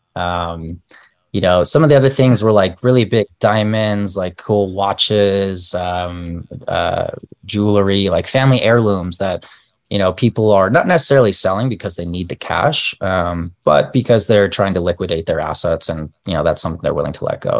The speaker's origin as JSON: {"language": "English", "town": "El Paso", "region": "Texas", "country": "United States", "tie": "born or raised there", "also_born_or_lived": "Palo Alto / New York / Bay Area", "moved": "as an adult", "said": "I was born and raised in El Paso, and I've been here um, I lived here until I was 26, and then I moved to Palo Alto"}